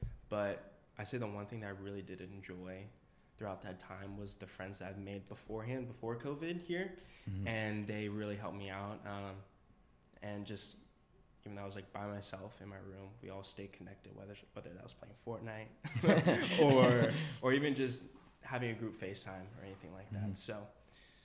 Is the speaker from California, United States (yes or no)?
yes; Benicia, California, United States; also born or lived in Costa Mesa, California; I'm from the Bay Area. So I'm from a small town called Benicia